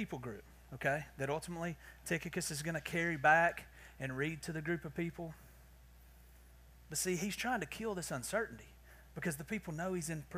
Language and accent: English; the South, Southern United States, United States; accent: southern; my southern accent